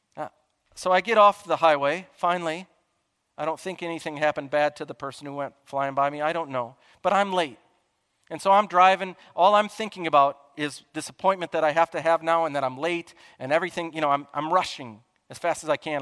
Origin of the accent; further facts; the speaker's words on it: Chicago, Illinois, United States; I'm from Chicagoland